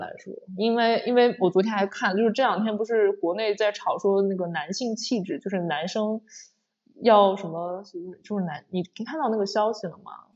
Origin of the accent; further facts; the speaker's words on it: China; moved away; 因为我是个中国人